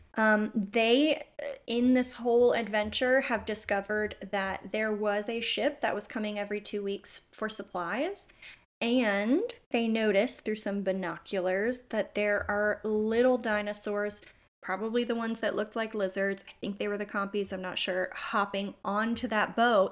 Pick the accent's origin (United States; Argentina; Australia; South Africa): United States; I'm American